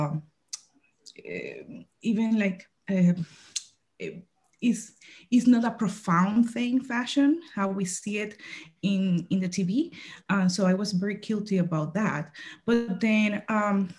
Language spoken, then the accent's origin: English; Puerto Rico; moved away as an adult; also born or lived in Dominican Republic / New York; now in United States; I am from Puerto Rico. I was born and raised in Puerto Rico.